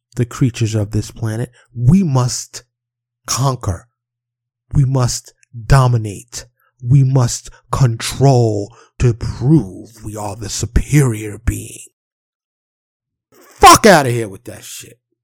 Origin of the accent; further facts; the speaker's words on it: New York City, New York, United States; Growing up in Harlem and the South Bronx in New York City